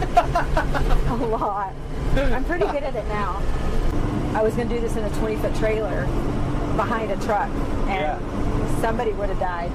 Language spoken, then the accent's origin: English; Kilgore, Texas, United States; moved away as an adult; also born or lived in Dallas, Texas; now in Farmington, United States; I was born in Dallas, grew up in East Texas in Kilgore, Texas.